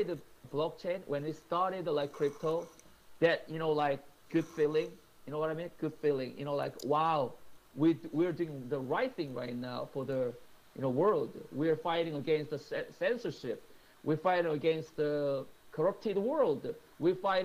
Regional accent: Seoul, South Korea; moved away as an adult; now in New York, United States; my hometown is Seoul

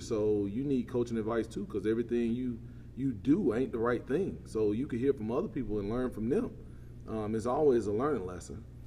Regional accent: Quitman, Georgia, United States; also born or lived in Lowndes County, Georgia; I'm from Brooks County here. Um, born and raised right here in Quitman, Georgia

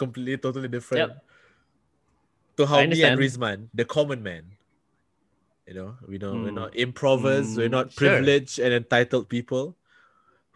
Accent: Singapore; I'm from Singapore

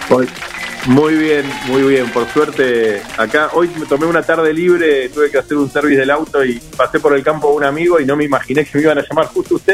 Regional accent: Buenos Aires, Argentina; moved away as an adult; also born or lived in Villa Mercedes, San Luis; now in Coronel Pringles, Argentina; yo soy de devoto del lado de afuera, nací afuera de la plaza.

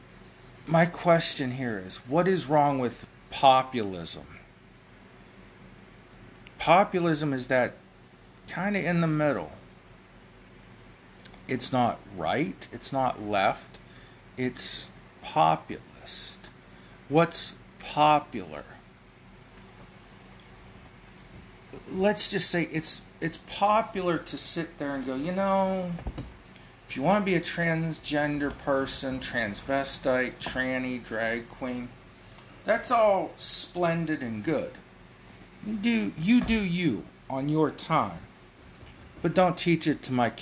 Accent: United States; Now, I'm an American.

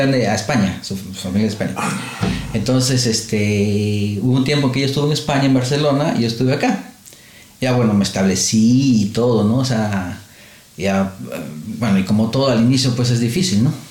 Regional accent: Lima, Peru; moved away as an adult; now in Australia; En, Perú, en mi tierra

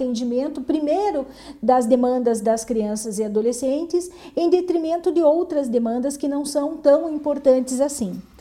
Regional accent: Mangueirinha, Paraná, Brazil; eu sou lá de Mangueirinha

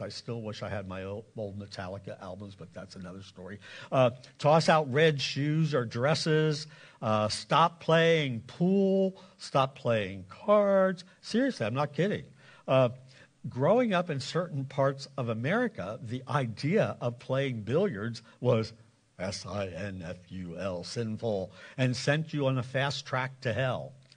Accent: Lancaster County, Pennsylvania, United States; also born or lived in South Carolina / Indiana; I grew up in Lancaster County, the Bible Belt

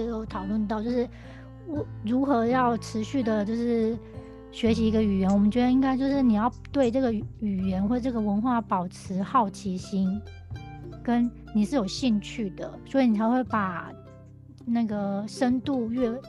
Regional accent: Taiwan; 我觉得真的还蛮值得我们台湾人也可以去看看这个这个角度的东西

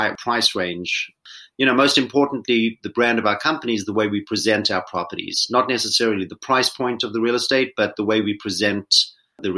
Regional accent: Johannesburg, Gauteng, South Africa; moved away as an adult; I was born in Johannesburg, South Africa, and grew up there, went to school

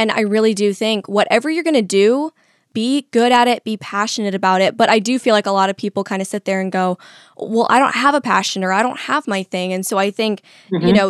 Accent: the Valley, California, United States; now in Florida, United States; I'm from the Valley and my family's in entertainment

